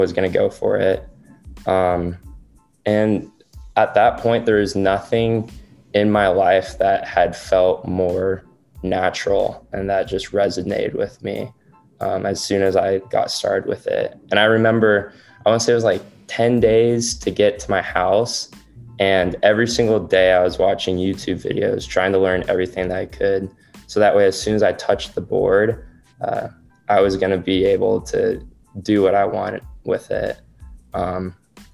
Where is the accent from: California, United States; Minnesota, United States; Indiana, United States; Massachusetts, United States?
California, United States; also born or lived in Missouri; I was born and raised in California.